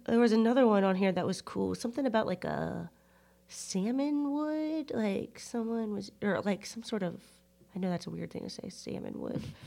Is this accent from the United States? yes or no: yes; United States; I'm American